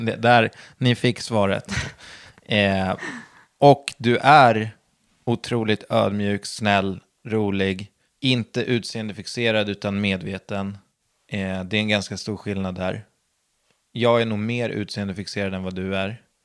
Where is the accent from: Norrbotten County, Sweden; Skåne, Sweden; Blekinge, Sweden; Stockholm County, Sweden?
Stockholm County, Sweden; Södertälje; jag är uppvuxen på landet utanför Södertälje